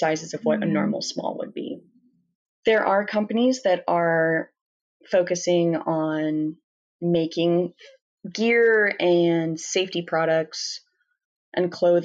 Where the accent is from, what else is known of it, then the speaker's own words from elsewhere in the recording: Washington, United States; now in Montana, United States; I'm not from Montana, I'm from Washington